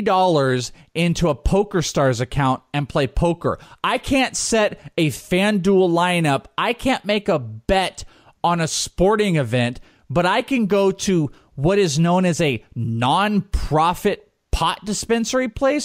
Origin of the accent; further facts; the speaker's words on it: California, United States; I mean, dude, I'm from the Bay Area.